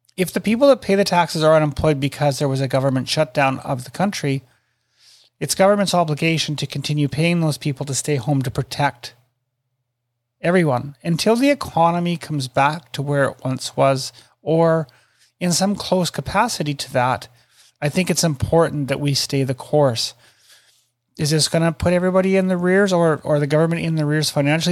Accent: Canada; I'm Canadian

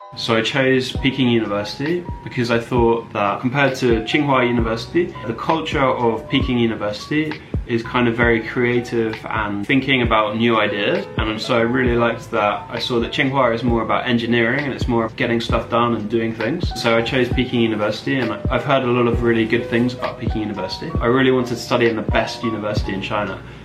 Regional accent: England, United Kingdom; also born or lived in Beijing; I'm from England

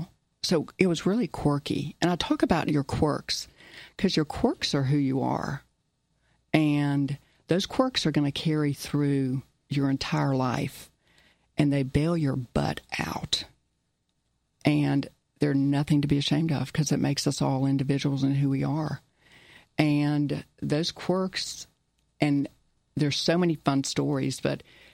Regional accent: Clemson, South Carolina, United States; first language German; moved away as an adult; They moved from, when I was about one, to Clemson, South Carolina, in the heat of August, with no air conditioning, in a car with two little ones under the age of three. And I grew up in Clemson

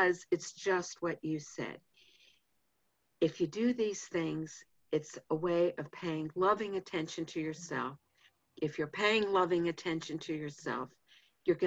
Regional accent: Pittsburgh, Pennsylvania, United States; I grew up in Pittsburgh

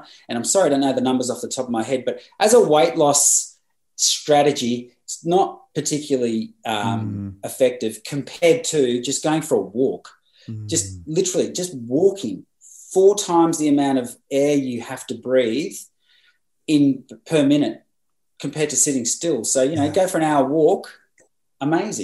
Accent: Bundaberg, Queensland, Australia; in a place called Bundaberg, which is my hometown

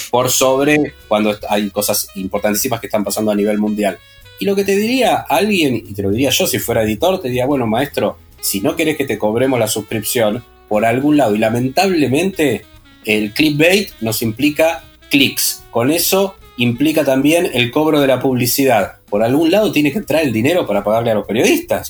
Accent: Argentina; como todo argentino

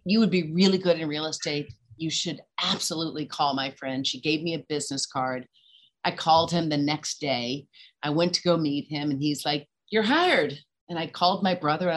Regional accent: Nashville, Tennessee, United States; accent: Southern; moved away as an adult; now in New York City, United States; Born and raised in Nashville, Tennessee

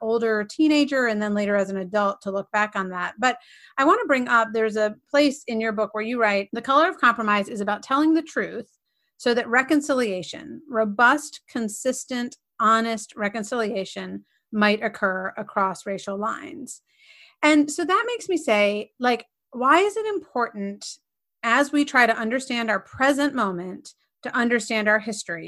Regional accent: Edenton, North Carolina, United States; growing up in Edenton, North Carolina, which was a small and functionally segregated town

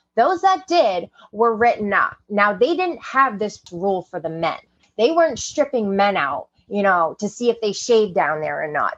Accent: Maine, United States; growing up in Maine, it's 94% white people

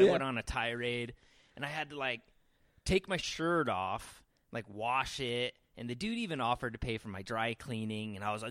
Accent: Boise, Idaho, United States; moved away as an adult; now in Utah, United States; I grew up in Boise.

